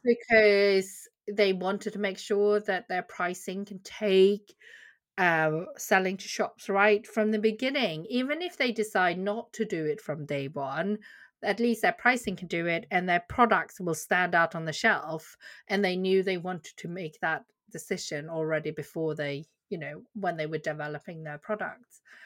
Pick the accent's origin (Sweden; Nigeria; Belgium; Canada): Sweden; also born or lived in Korea; now in Bedfordshire, United Kingdom; I, uh, am a doctor from Korea and I grew up in Sweden